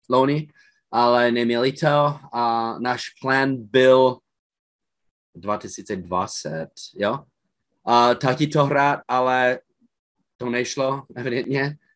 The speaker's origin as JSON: {"language": "Czech", "country": "Czechia", "said": "oni viděli, že jsme všichni Češi plus naš, našeho quarterbacka a stejně jsme konkurovali a jsme je porazili."}